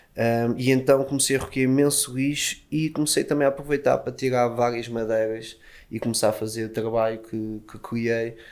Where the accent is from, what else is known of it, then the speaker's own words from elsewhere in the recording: Lisbon, Portugal; eu sou de Lisboa